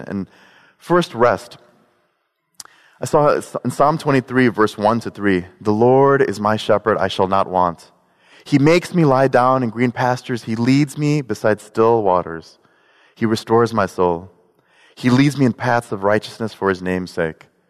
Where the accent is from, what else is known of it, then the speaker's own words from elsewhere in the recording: Chicago, Illinois, United States; I'm from Chicago